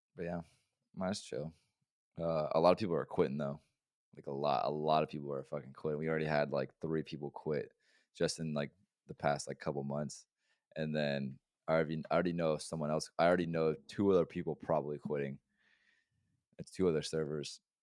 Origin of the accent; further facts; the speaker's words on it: Oregon, United States; moved away; I'm from Oregon